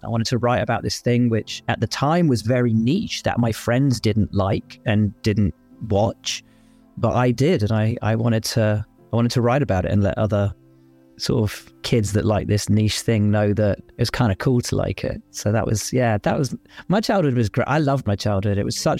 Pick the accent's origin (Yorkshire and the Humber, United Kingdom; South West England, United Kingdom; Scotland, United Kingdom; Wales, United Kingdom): South West England, United Kingdom; Cheltenham; also born or lived in Portsmouth / Worcestershire; I grew up in Cheltenham, and then we moved to Worcestershire, which was kind of where my real conscious memories of my life sort of began.